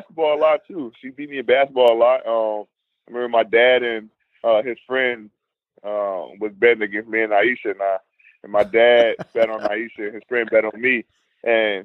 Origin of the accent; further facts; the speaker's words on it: Chicago, Illinois, United States; I grew up in a tough area, outside Chicago, Inglewood to be exact